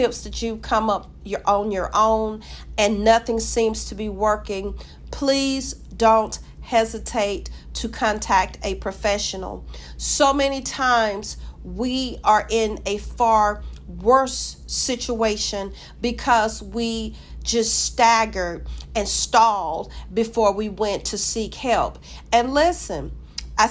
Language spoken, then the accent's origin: English; Georgia, United States; I'm from Georgia. I live in Georgia